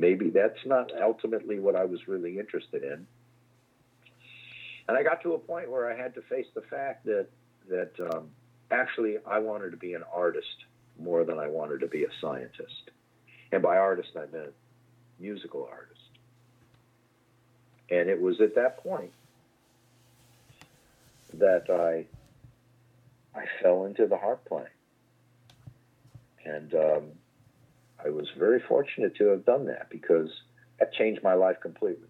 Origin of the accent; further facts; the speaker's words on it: Pittsfield, Massachusetts, United States; also born or lived in Worcester / Boston; I would go to a museum school where I grew up in Pittsfield, Massachusetts